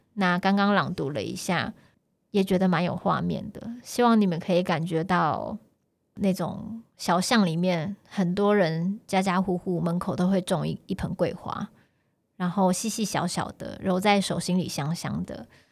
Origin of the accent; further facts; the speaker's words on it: Taipei, Taiwan; 我出生在象山山脚下